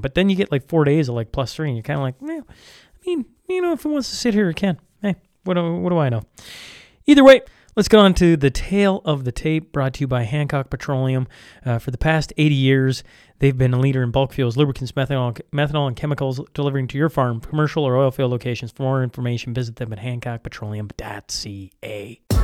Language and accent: English; Saskatchewan, Canada; I am born and raised in Saskatchewan